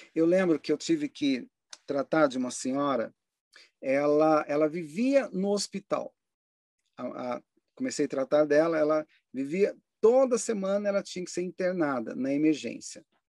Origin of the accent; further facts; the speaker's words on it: Brasília, Federal District, Brazil; eu passei uma boa parte da minha infância em Brasília